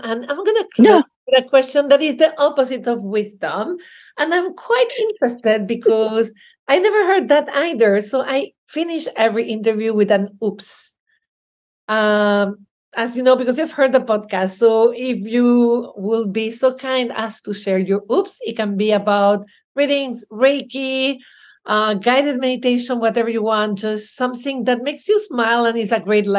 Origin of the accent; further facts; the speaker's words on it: Belgium; You know, I'm from Belgium.